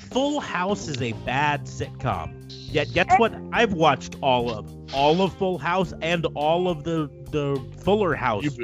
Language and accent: English; United States; as an American